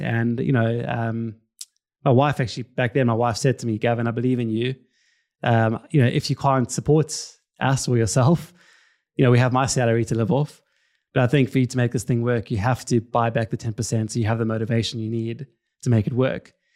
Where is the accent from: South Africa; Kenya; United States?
South Africa; Cape Town, Western Cape; now in London, United Kingdom; I'm originally from Cape Town, South Africa. You can probably hear it from the accent.